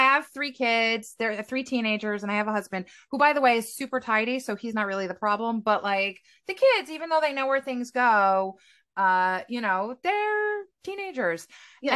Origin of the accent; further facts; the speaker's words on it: United States; now in Israel; I'm American, but I'm based in Israel